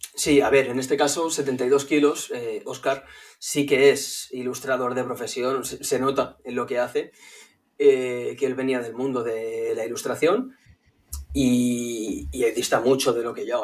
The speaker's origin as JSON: {"language": "Spanish", "town": "Barcelona", "region": "Catalonia", "country": "Spain", "said": "soy de Barcelona, tengo 32 años ya"}